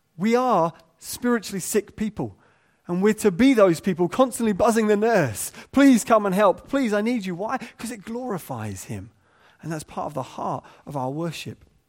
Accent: England, United Kingdom; we're English

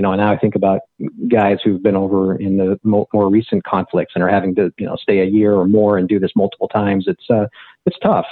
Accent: Beaverton, Oregon, United States; moved away as an adult; I grew up in Beaverton, Oregon

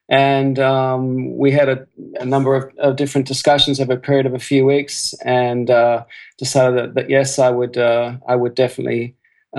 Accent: Bendigo, Victoria, Australia; born there; I tell people I'm really a country boy at heart because I was born in Bendigo

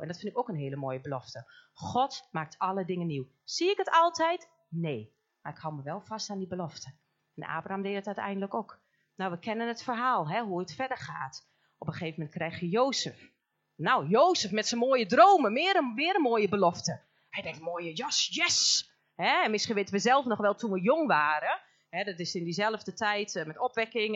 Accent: Almelo, Overijssel, Netherlands; Wij komen helemaal uit Almelo, uit het mooie oosten

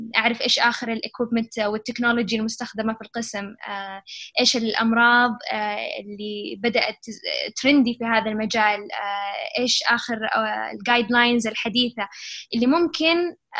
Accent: Saudi Arabia; also born or lived in Chicago; إحنا بالسعودية

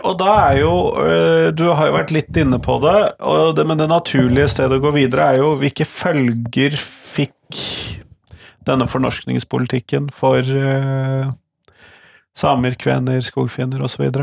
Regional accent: Southern Norway, Norway; Som søring

